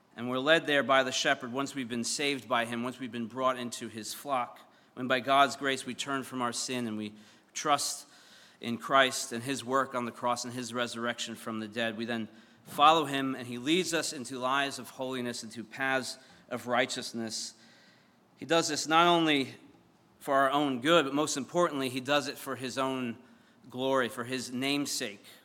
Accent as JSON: {"language": "English", "town": "Syosset", "region": "New York", "country": "United States", "said": "I'm from Syosset, and the, the town next to us is called Mutton Town"}